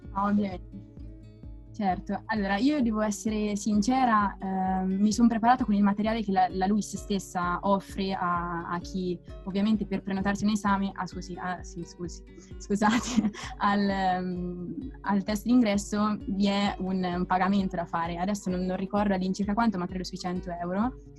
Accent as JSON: {"language": "Italian", "town": "Perugia", "region": "Umbria", "country": "Italy", "tie": "born or raised there", "moved": "as an adult", "lives_now": "Rome, Italy", "said": "vengo da Perugia e ho frequentato chiaramente il liceo scientifico Galileo Galilei"}